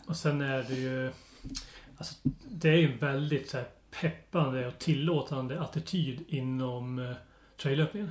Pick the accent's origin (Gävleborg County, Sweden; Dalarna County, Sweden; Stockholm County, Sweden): Dalarna County, Sweden; moved away as an adult; now in southern Halland, Sweden; Så jag är ju uppväxt och bott i Dalarna den största delen av mitt liv och nu bor jag i södra Halland